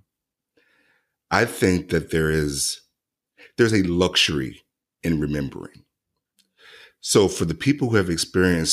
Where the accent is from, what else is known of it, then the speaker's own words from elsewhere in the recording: central Mississippi near Vicksburg, United States; moved away; I'm originally from Mississippi